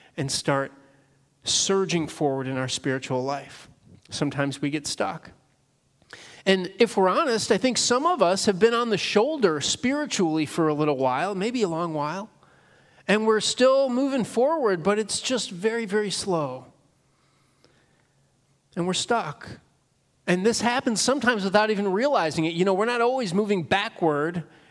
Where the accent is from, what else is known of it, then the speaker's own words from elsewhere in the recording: Northern Illinois, United States; now in Pennsylvania, United States; I was born and raised in Northern Illinois